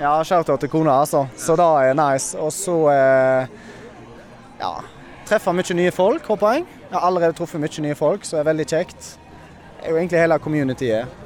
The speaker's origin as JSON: {"language": "Norwegian", "town": "Bømlo", "region": "Vestland", "country": "Norway", "said": "Jeg er fra Bømlo"}